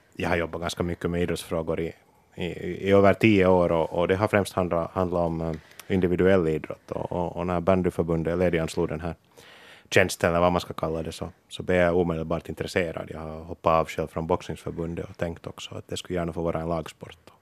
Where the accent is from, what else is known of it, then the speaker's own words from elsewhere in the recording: Porvoo, Uusimaa, Finland; som Borgåbo